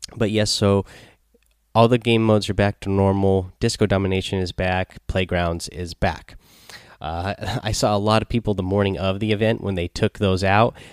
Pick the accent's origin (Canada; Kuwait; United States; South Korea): United States; Seattle, Washington; I am from Seattle here